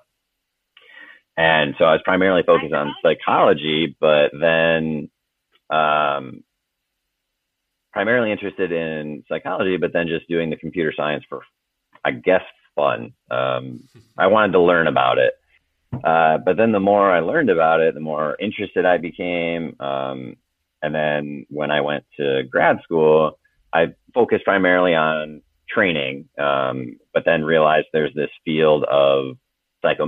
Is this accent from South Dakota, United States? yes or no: yes; Clark, South Dakota, United States; moved away; also born or lived in Raymond, South Dakota / Vermillion, South Dakota / Washington DC; I was born and raised in South Dakota